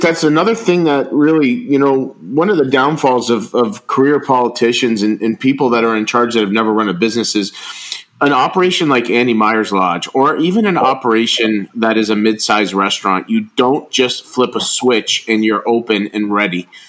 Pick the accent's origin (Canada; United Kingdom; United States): Canada; Niagara, Ontario; I'm from Niagara